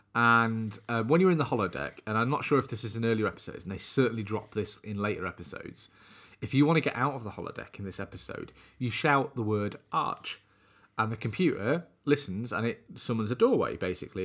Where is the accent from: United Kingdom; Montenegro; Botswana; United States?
United Kingdom; us being British